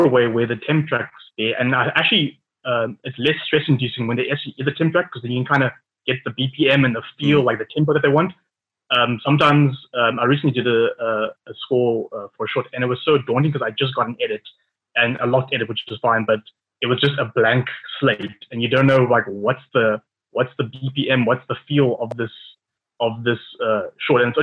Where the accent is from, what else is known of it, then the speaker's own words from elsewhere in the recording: Johannesburg, Gauteng, South Africa; now in Cape Town, South Africa; I'm originally from Johannesburg. I'm a composer based in Cape Town